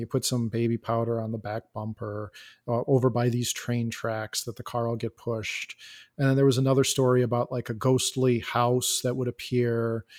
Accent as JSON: {"language": "English", "town": "Elgin", "region": "Illinois", "country": "United States", "tie": "born or raised there", "said": "I am from Elgin, Illinois. I grew up in Elgin"}